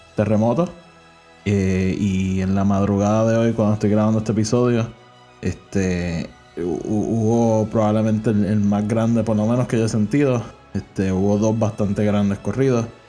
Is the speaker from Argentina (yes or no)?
no; Puerto Rico; yo soy de Puerto Rico